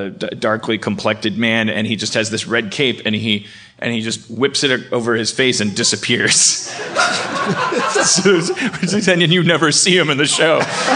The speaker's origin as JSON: {"language": "English", "region": "California", "country": "United States", "said": "I'm just saying, I'm a Californian."}